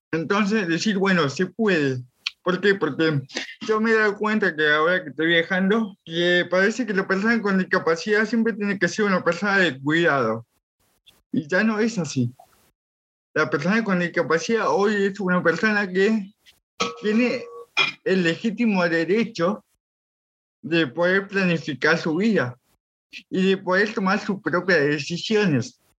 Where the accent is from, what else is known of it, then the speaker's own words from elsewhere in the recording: Villa La Angostura, Neuquén, Argentina; soy de Villa, ah. sí, sí, nativo de acá, y todo mi acá, soy de acá